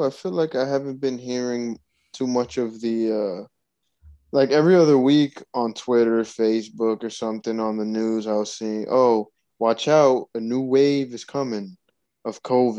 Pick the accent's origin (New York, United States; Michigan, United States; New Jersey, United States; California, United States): New Jersey, United States; moved away as an adult; also born or lived in Virginia; New Jersey, bro. What can I say? It's my hometown, dude. It's where my family's at.